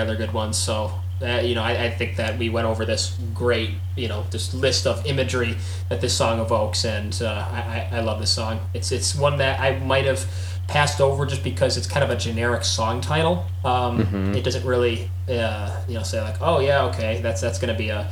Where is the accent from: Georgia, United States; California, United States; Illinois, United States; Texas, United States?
Illinois, United States; Chicago; we're all from Chicago